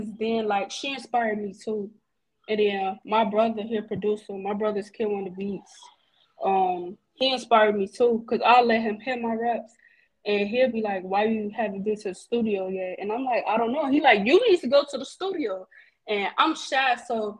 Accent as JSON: {"language": "English", "town": "Chicago", "region": "Illinois", "country": "United States", "said": "I'm a rapper from Chicago."}